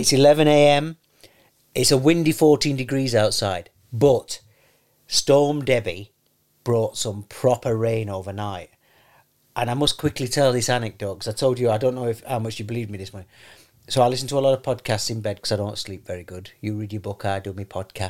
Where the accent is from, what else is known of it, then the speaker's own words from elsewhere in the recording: London, United Kingdom; I'm from London.